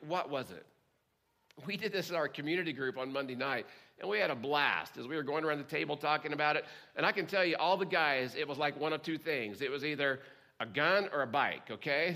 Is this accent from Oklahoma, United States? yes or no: yes; Oklahoma, United States; growing up in Oklahoma